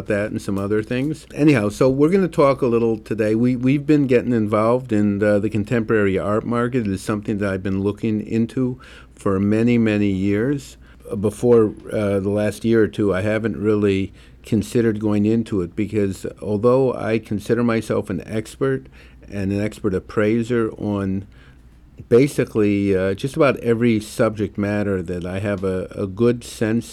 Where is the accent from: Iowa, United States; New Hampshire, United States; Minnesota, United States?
Minnesota, United States; St. Paul; now in New York, United States; my hometown where I was born in St. Paul, Minneapolis